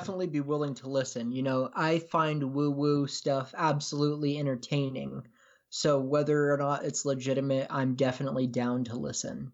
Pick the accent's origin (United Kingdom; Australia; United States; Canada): United States; Pacific Northwest; I'm from the Pacific Northwest